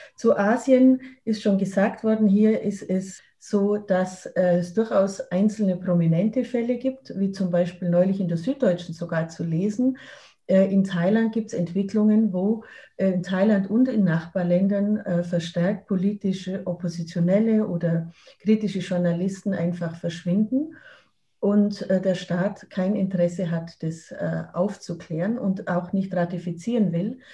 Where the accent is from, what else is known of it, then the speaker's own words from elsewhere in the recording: Germany; Als Deutsche